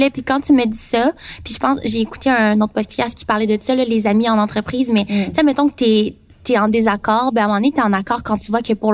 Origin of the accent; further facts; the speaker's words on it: Taiwan; Puis dans mon cas, moi, je viens de Taïwan, qui fait partie de la Chine.